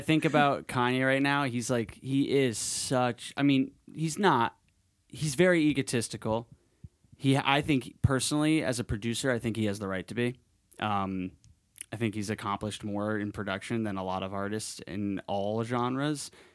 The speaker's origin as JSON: {"language": "English", "town": "Madison", "region": "Connecticut", "country": "United States", "tie": "born or raised there", "moved": "yes", "said": "my actual, like, childhood in Connecticut"}